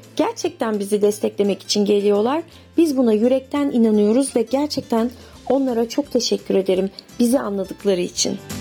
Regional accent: Bandırma, Balıkesir, Turkey; moved away; also born or lived in İzmir; Ben 1973 Bandırma doğumluyum.

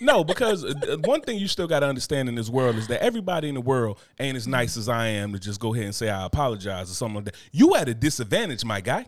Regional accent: Newark, New Jersey, United States; moved away; I'm from Newark, New Jersey.

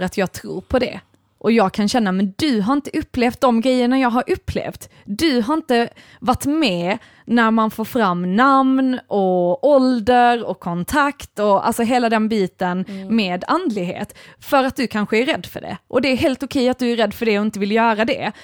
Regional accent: Sweden; jag är ju ändå svensk

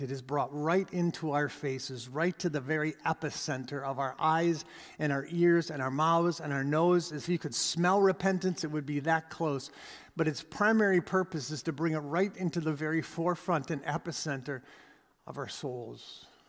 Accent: Canada; We are Canadian.

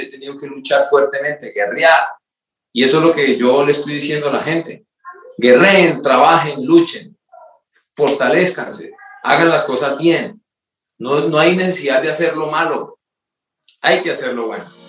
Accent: Curití, Santander, Colombia; moved away; yo soy eh, colombiano, nacido y criado en un pueblo muy pequeño en Santander que se llama Curití

